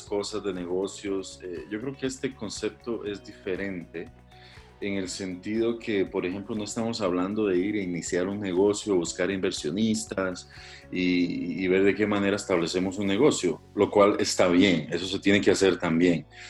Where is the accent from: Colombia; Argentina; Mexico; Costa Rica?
Costa Rica; also born or lived in Africa / India; soy costarricense